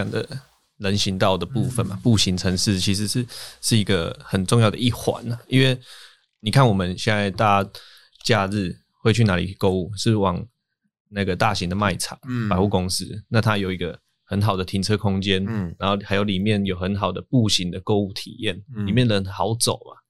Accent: Taiwan; 对，然后我们台湾人又会觉得啊，拍谁，所以就会就又找地方乱乱停这样子

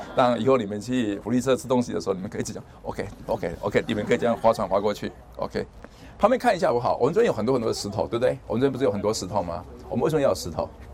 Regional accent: Taiwan; 我们台湾人

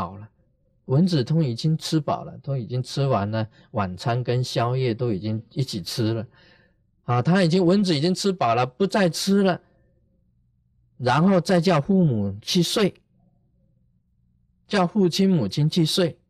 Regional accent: China; 我们中国人常常讲。啊，孝心呢，感动天地。

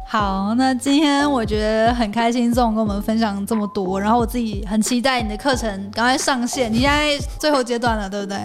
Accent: Hualien County, Taiwan; moved away; 小时候在 花莲嘛，但是现在长大之后回来

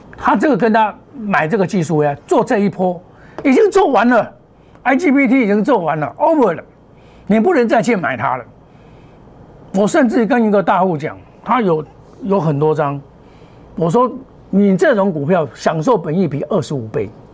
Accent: Taiwan; 在我们台湾的考试考第一名啊

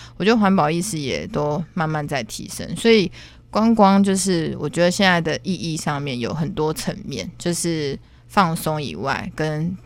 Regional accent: Taiwan; 在我们的台湾， 尤其是台南

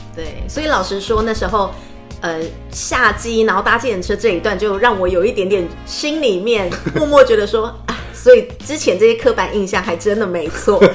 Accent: Taiwan; 我们台湾人

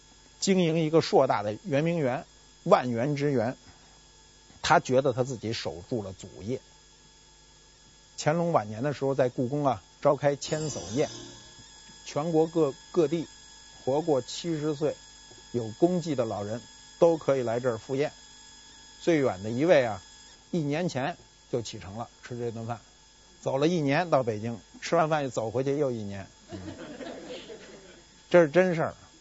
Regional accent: North China, China; 我是北方人，没见过南方有有这么一种工具。

